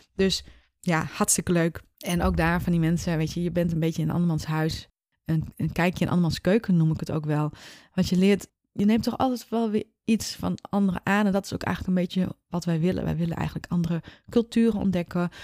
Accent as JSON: {"language": "Dutch", "town": "Leeuwarden", "region": "Friesland", "country": "Netherlands", "said": "ik kom uit Leeuwarden, Friesland"}